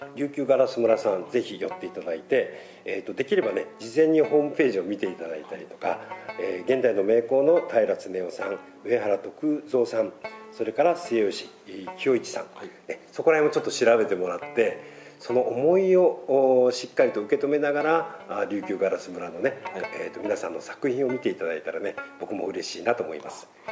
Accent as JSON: {"language": "Japanese", "region": "Okinawa", "country": "Japan", "also_born_or_lived": "Tokyo", "said": "沖縄県人の私"}